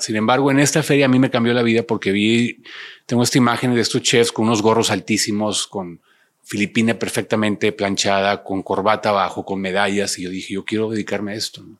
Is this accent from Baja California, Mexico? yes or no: yes; Ensenada, Baja California, Mexico; moved away; also born or lived in Monterrey; Yo soy de Ensenada, Ensenada, Baja California